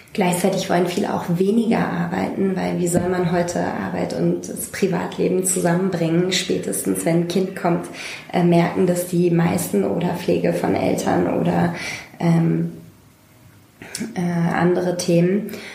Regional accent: Hamburg, Germany; ich komme ursprünglich aus Hamburg und war immer Teil von äh, einer linken Hamburger Szene

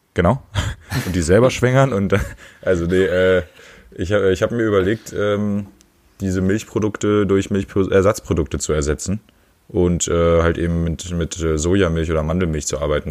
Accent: northwestern Harz, Lower Saxony, Germany; moved away; ich komme aus dem Nordwestharz, von der Nordwestspitze.

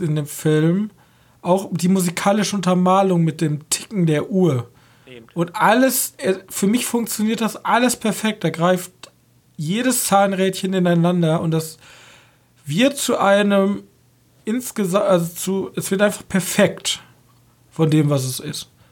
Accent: Germany; Als Deutsche

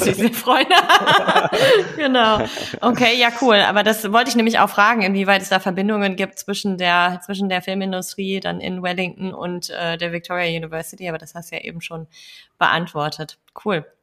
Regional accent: Kiel, Schleswig-Holstein, Germany; meine Heimatstadt, Kiel

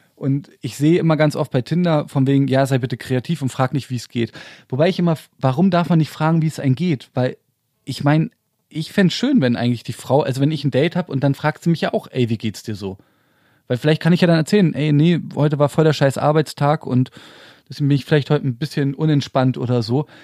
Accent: Berlin, Germany; ich bin richtiger Urberliner. Dritte Generation schon

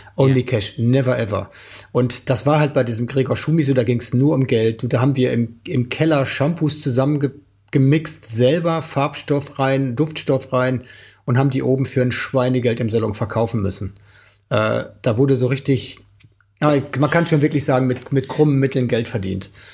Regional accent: Oelde, North Rhine-Westphalia, Germany; bei uns in Oelde, in meiner Heimat

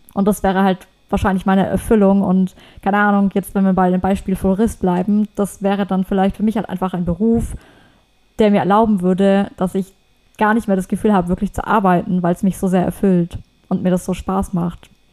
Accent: Germany; bei uns in Deutschland

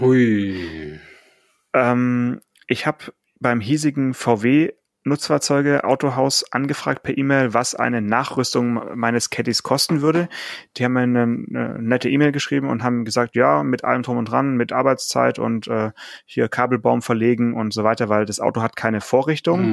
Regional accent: Swabia, Baden-Württemberg, Germany; ich bin ja geborener Schwabe

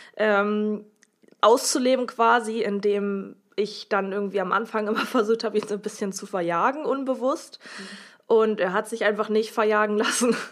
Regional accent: Oldenburg, Lower Saxony, Germany; ich komme auch aus Oldenburg

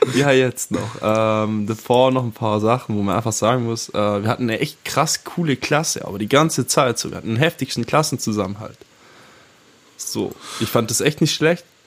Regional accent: Swabia, Baden-Württemberg, Germany; … und ich, wir sind ja hier beide im Schwarmländle aufgewachsen

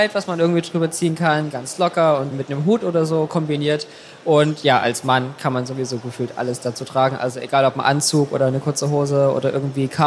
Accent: Saxony, Germany; Mein Ausgleich ist meine Heimat. Also ich komme aus Sachsen und habe da noch ganz, ganz viele Freunde und natürlich Familie.

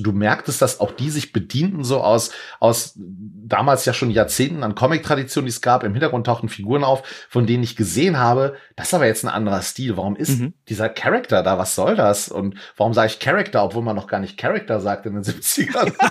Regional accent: Leopoldshöhe, North Rhine-Westphalia, Germany; bei uns in Leopoldshöhe auf dem Dorf

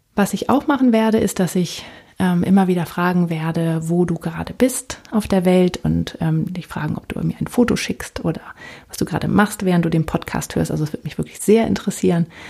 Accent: Northern Germany, Germany; also born or lived in United States; now in Palatinate, Germany; Ich komme ursprünglich aus Norddeutschland

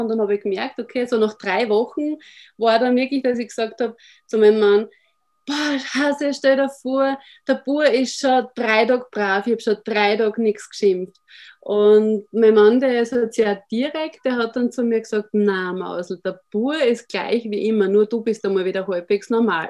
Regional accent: Austria; ich bin aus Österreich

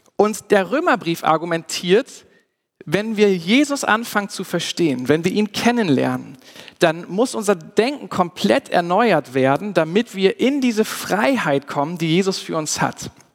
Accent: Germany; wir als Deutsche

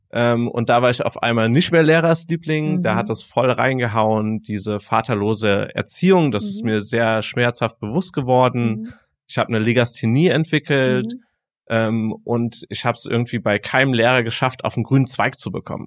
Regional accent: Frankfurt, Hesse, Germany; gebürtig, äh, komme ich aus Frankfurt

